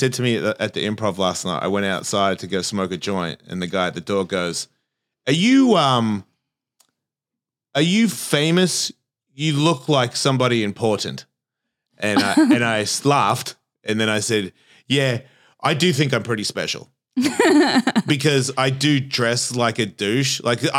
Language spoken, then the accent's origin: English; Australia; But I think there's like a same as my accent. I've been here for 33 years. Why do I sound like this? I'm not Australian anymore.